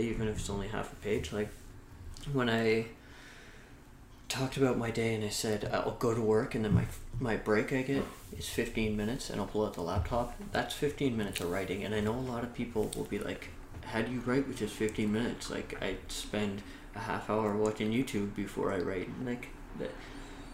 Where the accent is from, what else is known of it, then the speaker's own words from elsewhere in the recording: Carleton Place, Ontario, Canada; I grew up in a small town called Carleton Place, Ontario, which at the time I moved there, I think had 8,000 people